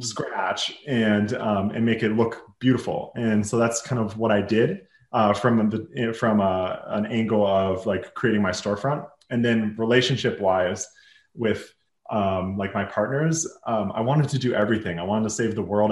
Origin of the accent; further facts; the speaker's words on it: Minneapolis, Minnesota, United States; I'm from Minneapolis, Minnesota